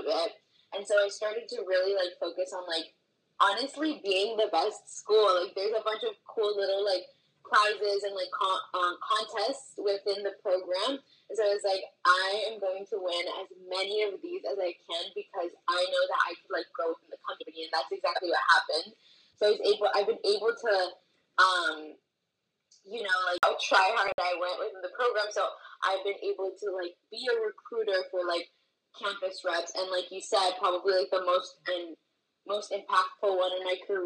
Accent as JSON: {"language": "English", "town": "Miami", "region": "Florida", "country": "United States", "tie": "born or raised there", "said": "I was born and raised in the Miami area. And I love living here"}